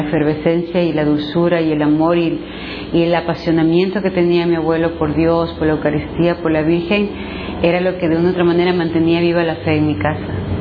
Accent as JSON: {"language": "Spanish", "country": "Ecuador", "said": "soy ecuatoriana."}